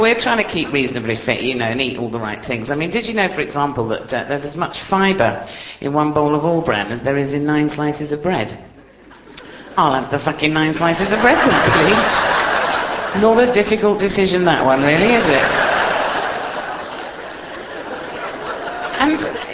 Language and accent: English; Hastings, South East England, United Kingdom; I'm from Hastings, me